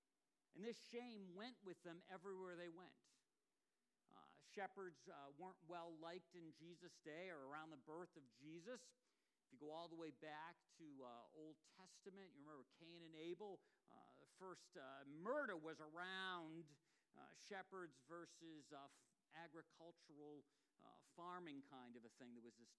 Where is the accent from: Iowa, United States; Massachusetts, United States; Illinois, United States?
Massachusetts, United States; Ipswich; And this basically looks almost like exactly like the one that was in my hometown in Ipswich.